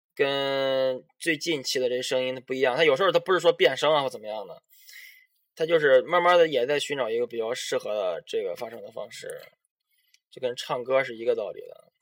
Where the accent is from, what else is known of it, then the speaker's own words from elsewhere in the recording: Shandong, China; 我们是山东人